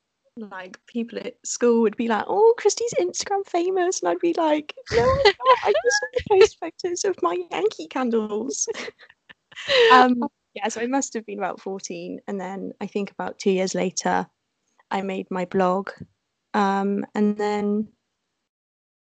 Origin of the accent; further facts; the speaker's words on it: Cheltenham, South West England, United Kingdom; I'm a blogger from Cheltenham